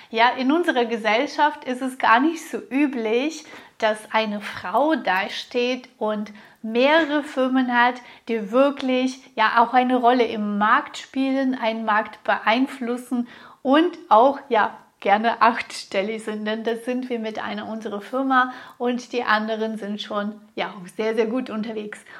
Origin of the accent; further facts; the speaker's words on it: Russia; born there; ich wurde in Russland geboren, in einer ja schon intellektuellen Familie, aber wir hatten gar kein Geld. Ich weiß noch, wie es war, in den Geschäften anzustehen, um 250 Grad Butter zu bekommen.